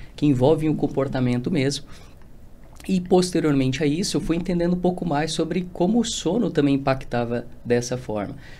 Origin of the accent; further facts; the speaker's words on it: Rio Grande do Sul, Brazil; moved away as an adult; now in São Paulo, Brazil; eu sou do Rio Grande do Sul